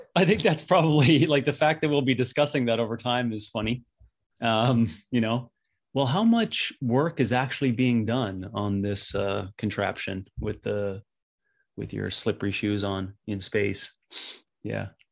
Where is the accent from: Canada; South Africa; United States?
Canada; Northern Canada; being a young kid growing up in Northern Canada